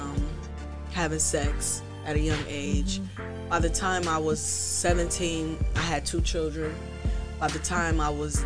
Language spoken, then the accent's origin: English; Toledo, Ohio, United States; now in Columbus, United States; I am from Toledo, currently residing in Columbus, Ohio